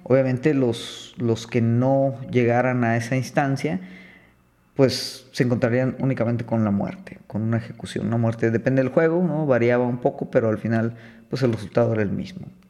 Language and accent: Spanish; Mexico; nosotros tal vez como mexicanos